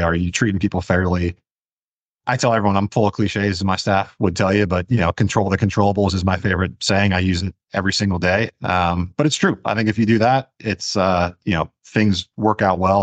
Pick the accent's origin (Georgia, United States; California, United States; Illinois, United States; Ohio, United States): Ohio, United States; moved away; I'm from Ohio, was looking at Ohio State